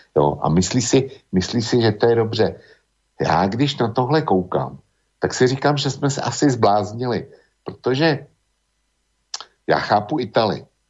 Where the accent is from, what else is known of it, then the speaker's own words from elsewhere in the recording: Bohemia, Czechia; U nás v Čechách